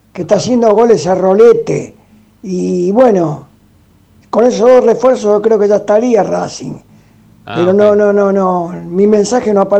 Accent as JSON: {"language": "Spanish", "town": "Frías", "country": "Argentina", "said": "de Frías."}